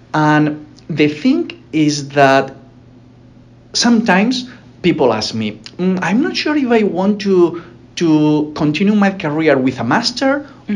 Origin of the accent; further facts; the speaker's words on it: Alicante, Valencian Community, Spain; moved away as an adult; now in United States; It's my hometown in Alicante is a small town.